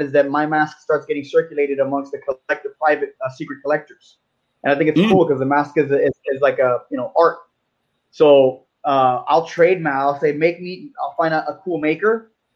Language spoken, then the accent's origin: English; Miami, Florida, United States; I was born and raised in Miami